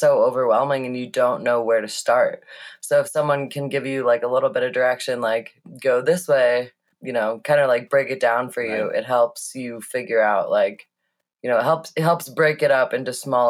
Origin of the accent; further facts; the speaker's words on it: St. Louis, Missouri, United States; moved away as an adult; also born or lived in Boulder, Colorado; I moved from St. Louis to Boulder in 2008 when I graduated high school to go to CU Boulder